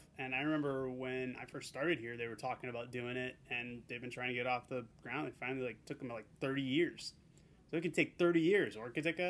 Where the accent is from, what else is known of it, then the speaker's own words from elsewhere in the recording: Boston, Massachusetts, United States; I'm from Boston.